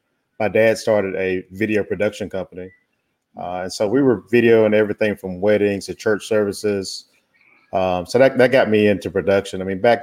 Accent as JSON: {"language": "English", "town": "Winston-Salem", "region": "North Carolina", "country": "United States", "moved": "as an adult", "lives_now": "Atlanta, United States"}